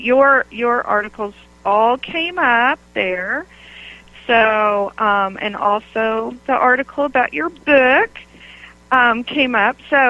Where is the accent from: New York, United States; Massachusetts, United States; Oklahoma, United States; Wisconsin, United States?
Oklahoma, United States; moved away; also born or lived in Michigan / Connecticut; growing up in Oklahoma, we wore the black patent Mary Janes and the frilly dresses